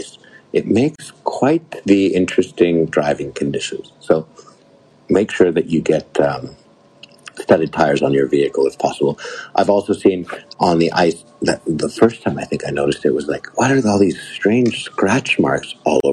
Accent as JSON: {"language": "English", "country": "Canada", "said": "as a Canadian, my parents always told me"}